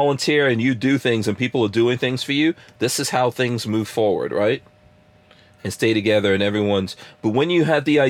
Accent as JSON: {"language": "English", "country": "Guyana", "tie": "born or raised there", "also_born_or_lived": "Nigeria", "moved": "yes", "lives_now": "United States", "said": "I was born in Guyana"}